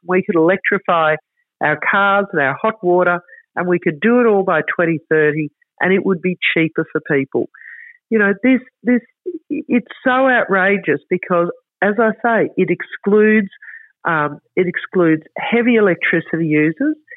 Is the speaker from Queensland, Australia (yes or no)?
yes; Queensland, Australia